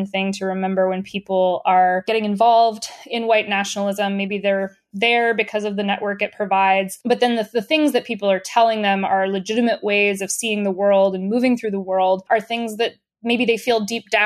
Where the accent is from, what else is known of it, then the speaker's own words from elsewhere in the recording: the South, United States; I'm from the South in the United States